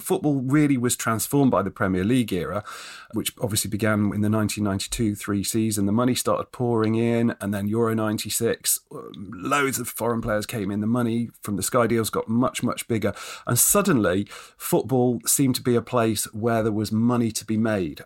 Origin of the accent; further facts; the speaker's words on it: Nottingham, East Midlands, United Kingdom; also born or lived in Derby; now in Scotland, United Kingdom; I was born in Derby, brought up in Nottingham